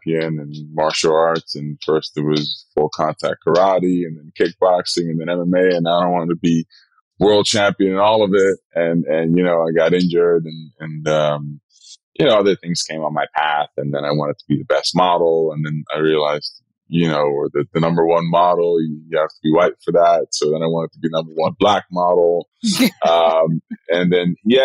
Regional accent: Rotterdam, South Holland, Netherlands; English is a second language; moved away as an adult; also born or lived in Suriname; now in United States; Rotterdam is where I grew up in the Netherlands.

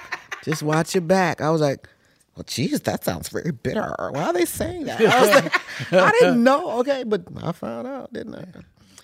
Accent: United States; moved away; I'm an American.

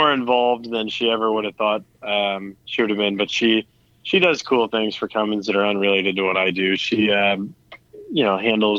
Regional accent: Midwest, United States; I'm from the Midwest.

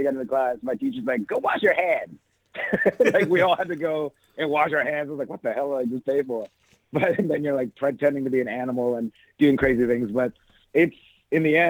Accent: Saint John, New Brunswick, Canada; moved away as an adult; also born or lived in Taiwan / Toronto / New York; now in Los Angeles, United States; Originally, I was born in Taiwan, and I lived there until I was 5, and I moved to a small city in eastern Canada called St. John, New Brunswick

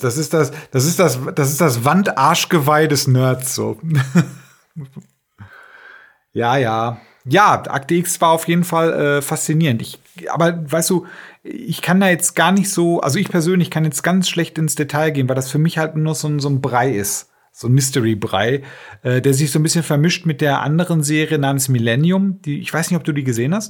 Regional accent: Germany; wir sind ja Deutsche

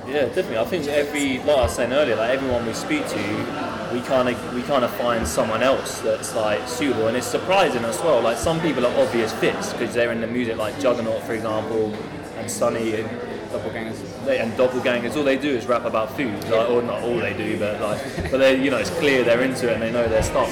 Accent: Ipswich, East of England, United Kingdom; we grew up just outside of Ipswich in a, in a village basically, but I came from Ipswich when I was about three or four years old, moved outside

